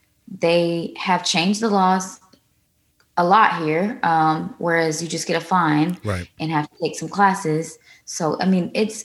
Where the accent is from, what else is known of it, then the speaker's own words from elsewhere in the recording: New York, United States; now in Atlanta, United States; I'm from New York